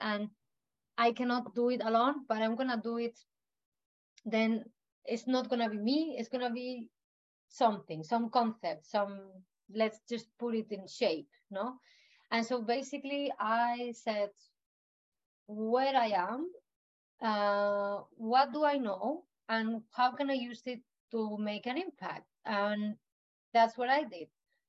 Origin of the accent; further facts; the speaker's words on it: Canary Islands, Spain; I also tend to tell people that here that I come from the Canary Islands, and over there I could see how bad they were treating such paradise place as well, no?